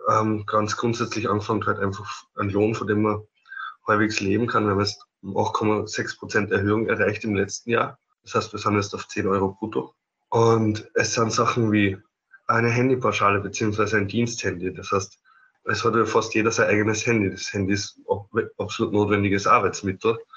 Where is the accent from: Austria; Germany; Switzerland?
Austria; Upper Austria; ich bin eigentlich aus Oberösterreich